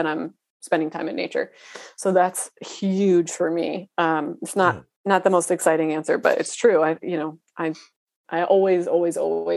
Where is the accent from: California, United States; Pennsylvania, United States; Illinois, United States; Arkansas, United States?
Pennsylvania, United States; Philadelphia; I grew up in Pennsylvania